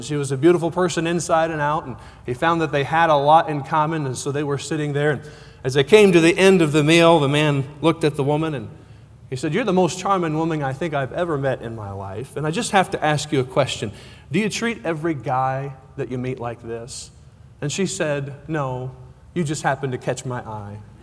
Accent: Cortez, Colorado, United States; I'm from Cortez, Colorado

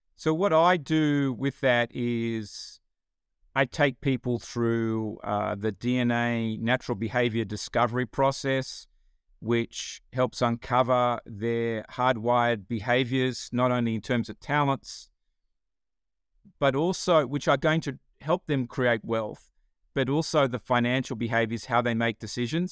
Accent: Australia; accent: Australian; moved away as an adult; now in Atlanta, United States

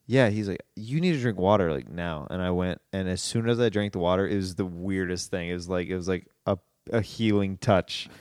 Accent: Kansas City, Missouri, United States; Kansas City, my hometown

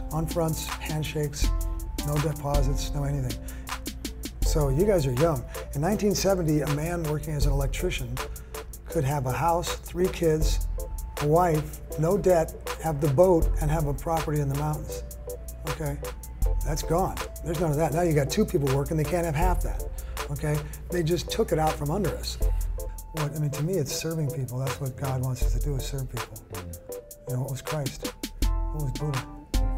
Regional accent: San Jose, California, United States; also born or lived in Capitola, California / Santa Cruz, California; we moved from San Jose

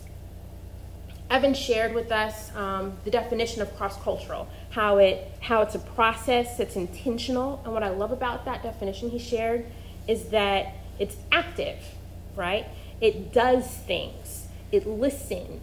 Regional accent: Missouri, United States; accent: flat Midwestern; moved away as an adult; also born or lived in Carolina / the South; I grew up in the Midwest, in Missouri, and I went to Carolina for undergrad

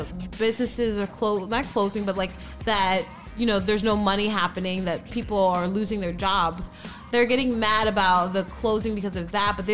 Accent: New York, United States; moved away; I'm like from New York. A lot of my friends are from there. Yeah. My family's still there

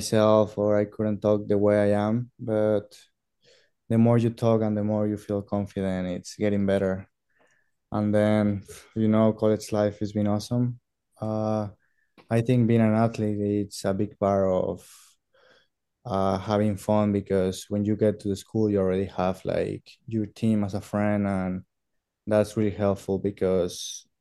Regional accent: Veracruz, Mexico; first language Spanish; English is a second language; moved away as an adult; now in United States; I am originally from Mexico, a small town called Veracruz in the Gulf of Mexico. I started playing soccer there since I was 5 years old.

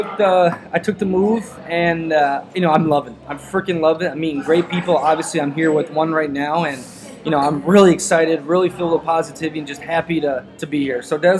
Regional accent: Minnesota, United States; So I grew up in Minnesota, Twin City area.

